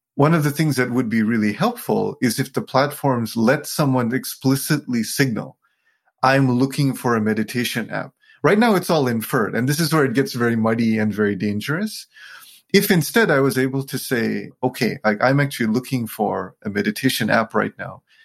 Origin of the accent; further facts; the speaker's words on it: Sri Lanka; I was born in Sri Lanka to a very Buddhist family.